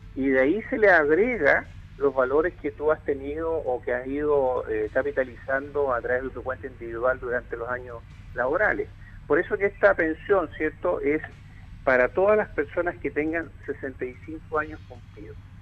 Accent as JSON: {"language": "Spanish", "country": "Chile", "said": "como buenos chilenos somos"}